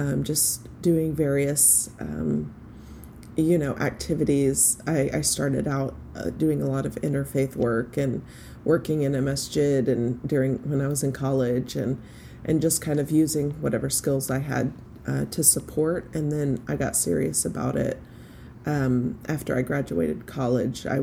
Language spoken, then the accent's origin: English; Fort Worth, Texas, United States; I was born and raised in Fort Worth, Texas